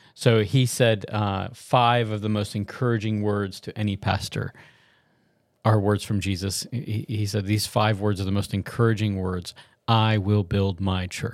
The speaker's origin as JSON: {"language": "English", "region": "the South", "country": "United States", "said": "I'm from the South"}